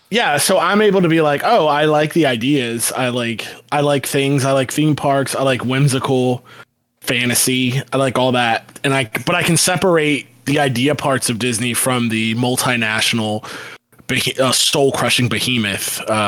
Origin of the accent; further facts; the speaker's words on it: Tampa, Florida, United States; If anybody doesn't know, I'm I'm from the Tampa Bay area